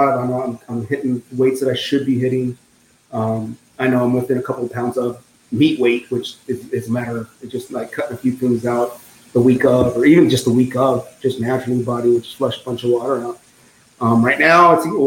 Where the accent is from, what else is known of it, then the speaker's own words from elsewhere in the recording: South Texas, United States; I'm from South Texas